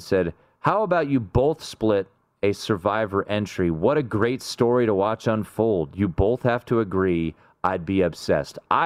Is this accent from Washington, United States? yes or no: yes; Washington, United States; I'm from Washington